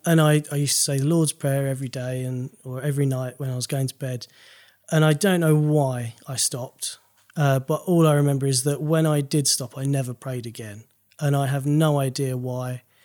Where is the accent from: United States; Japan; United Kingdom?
United Kingdom; Maidstone, South East England; I'm from Maidstone in Kent.